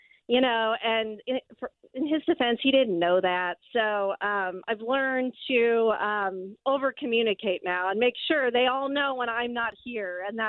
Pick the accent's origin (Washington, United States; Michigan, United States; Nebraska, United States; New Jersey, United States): Nebraska, United States; moved away; I grew up in Nebraska